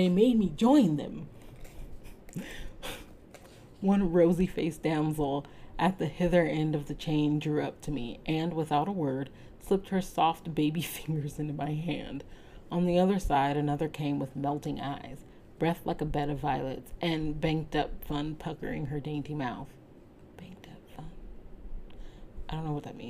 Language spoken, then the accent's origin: English; United States; As an American